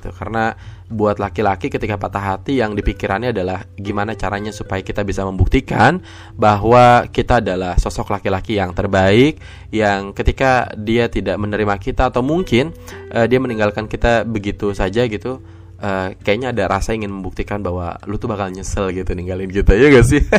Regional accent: Jakarta, Indonesia; karena gue sejak kecil tidak ada di Sukabumi gitu kan jadi di Jakarta gitu

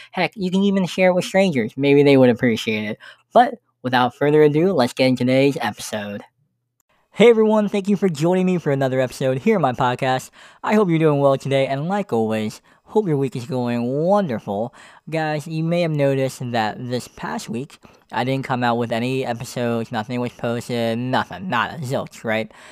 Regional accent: Pennsylvania, United States; moved away as an adult; I was living in Pennsylvania.

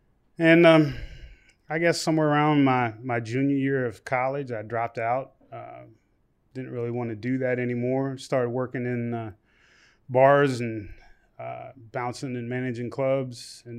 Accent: Shepherdstown, West Virginia, United States; I grew up in Shepherdstown, West Virginia.

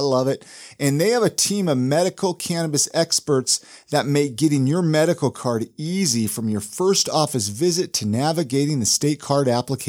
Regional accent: Ventura, California, United States; That's where I was born and raised. Born and raised right.

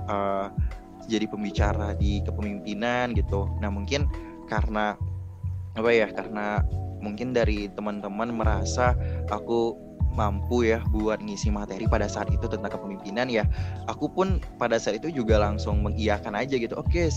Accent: Riau, Indonesia; merupakan rangkaian kegiatan yang ada di uh, Riau khususnya ya karena aku berasal dari Riau

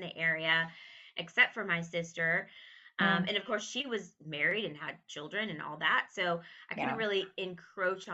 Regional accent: Texas, United States; moved away; also born or lived in Connecticut / New York; it will bring me back to my home state where I really wanted to be

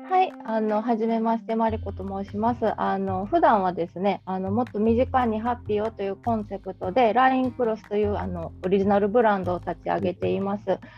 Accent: Kansai, Japan

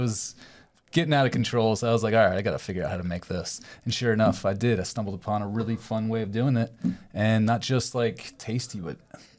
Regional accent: Maryland, United States; now in St. Petersburg, United States; No, actually, I'm from Maryland originally.

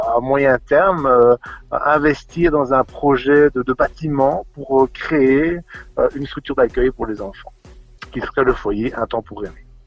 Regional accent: Charleroi, Wallonia, Belgium; Charleroi, pour moi, c'est mon pays. Hein. C'est là où j'ai grandi

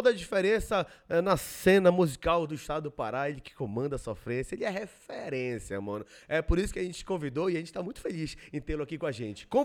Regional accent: Belém, Pará, Brazil; Eu sou de Belém mesmo.

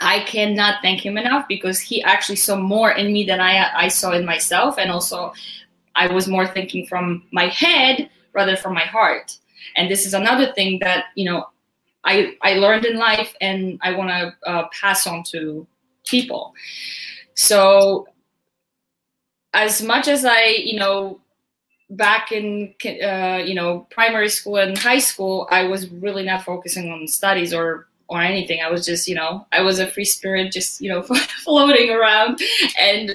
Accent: Poland; moved away as an adult; also born or lived in Westchester, New York / Long Island, New York; now in United States; I was raised in Poland, very rural town

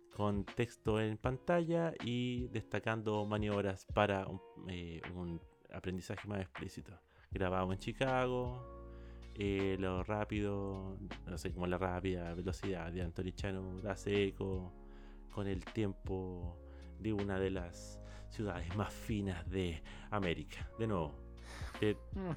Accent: Chile; tocomple le decimos a los completos en Chile.

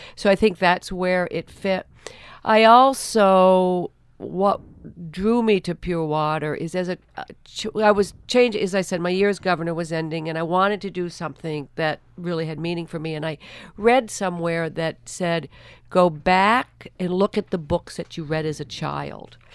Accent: Rutland, Vermont, United States; my hometown of Rutland, Vermont

